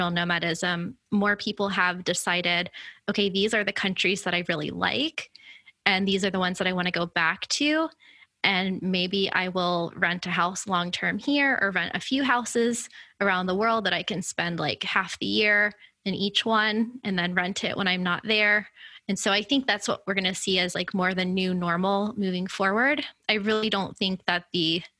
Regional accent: Florida, United States; moved away as an adult; now in Miami, United States; being in my home state in a city that I've never lived in before

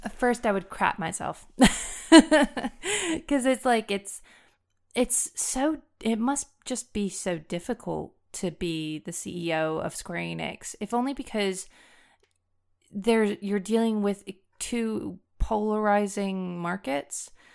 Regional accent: United States; first language English; moved away; people like to correct the way I pronounce things, even though I'm pronouncing them as an American

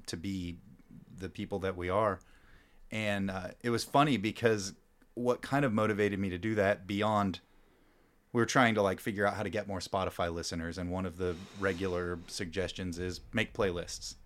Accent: Louisburg, Kansas, United States; also born or lived in Grandview / Overland Park / Olathe; now in Lawrence, United States; I grew up in Lewisburg

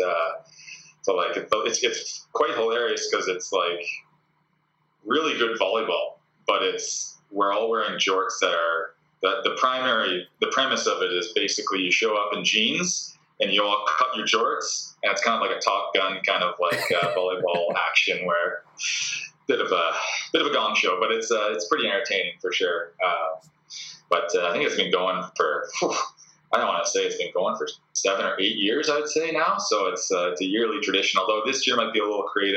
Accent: Port Moody, British Columbia, Canada; moved away as an adult; also born or lived in Kitsilano, Vancouver; now in Vancouver, Canada; So I'm from Port Moody originally, so which is about 45-minute drive out. But I moved into Kitts probably around 2008

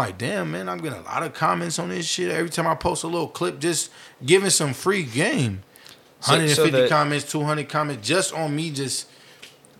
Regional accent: Vallejo, California, United States; also born or lived in Oakland, California; I'm originally from Vallejo. I went to elementary, middle school, part of high school.

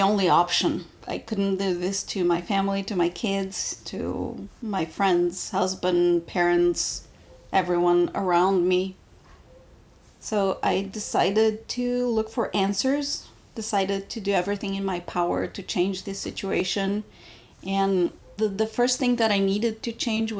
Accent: Bulgaria; now in United States; I was born in Bulgaria and I was there

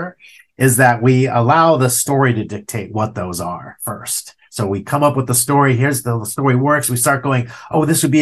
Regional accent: Ojai, California, United States; also born or lived in Ventura, California; I grew up in Ojai, California

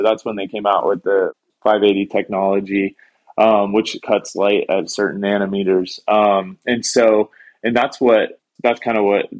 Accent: Fort Pierce, Florida, United States; I grew up in Fort Pierce, Florida

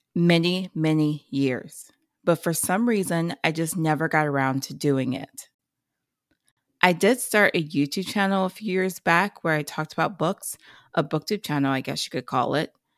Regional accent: Ohio, United States; I'm from Ohio

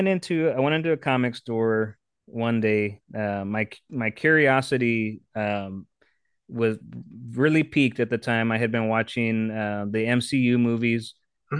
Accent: Texas, United States; also born or lived in San Antonio; Texas, born and raised, born in San Antonio

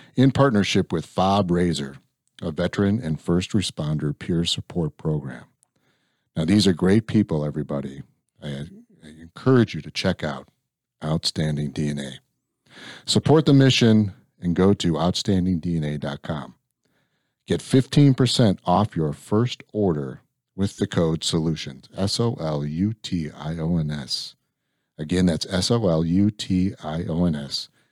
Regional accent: Illinois, United States; I grew up in Illinois

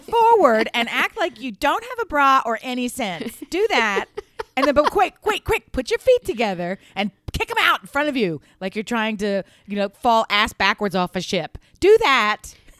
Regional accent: Delaware, United States; We're from Delaware

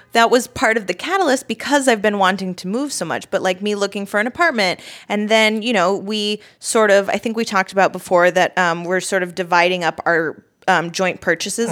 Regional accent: United States; I am American

